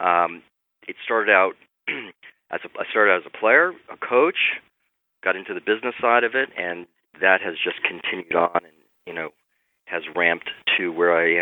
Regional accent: New York area, United States; moved away as an adult; I was originally from the New York area. I was a young aspiring ETA player

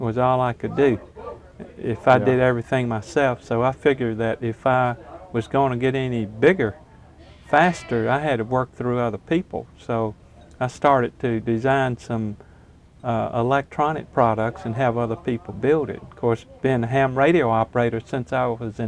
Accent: Hollandale, Mississippi, United States; also born or lived in Vicksburg, Mississippi; I was born in Vicksburg and grew up in a little Delta town called Hollandale, which is south of Greenville

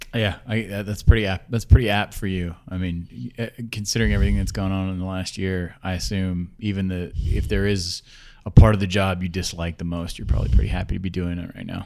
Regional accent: Georgia, United States; I'm from Georgia

